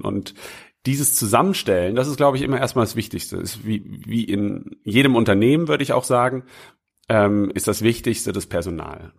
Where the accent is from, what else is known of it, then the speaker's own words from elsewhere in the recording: Obertshausen, Hesse, Germany; in meiner Heimatstadt, wo ich aufgewachsen bin, in Oberzhausen, das ist, ich sage immer, ist in der Nähe von Frankfurt, aber eigentlich ist es direkt neben Offenbach